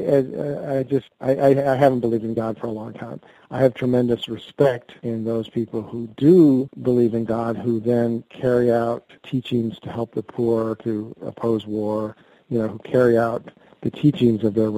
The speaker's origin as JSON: {"language": "English", "country": "United States", "said": "I'm an American and I'm an American reporter"}